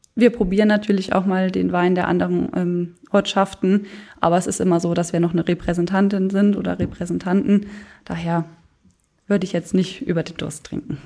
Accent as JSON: {"language": "German", "area": "Löf", "region": "Rhineland-Palatinate", "country": "Germany", "tie": "born or raised there", "lives_now": "Koblenz, Germany", "said": "ich mache seit 2019 ein Ehrenamt als Weinkönigin in meinem Heimatdorf, das ist Löw"}